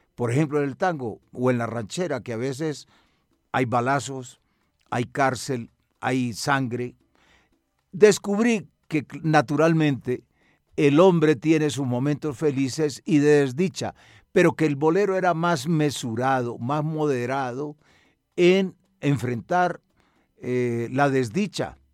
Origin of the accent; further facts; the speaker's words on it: Medellín, Antioquia, Colombia; now in Bogotá, Colombia; Soy de Medellín